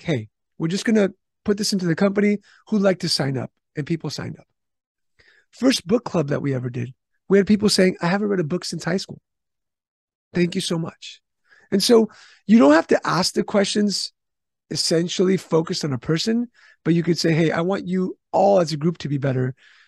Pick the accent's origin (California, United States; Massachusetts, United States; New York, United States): California, United States; I'm from California. We have some of the strictest HR laws and rules.